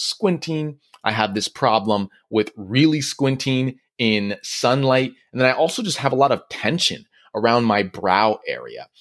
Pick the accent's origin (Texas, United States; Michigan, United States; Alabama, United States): Michigan, United States; moved away as an adult; also born or lived in New York; now in California, United States; I grew up in Michigan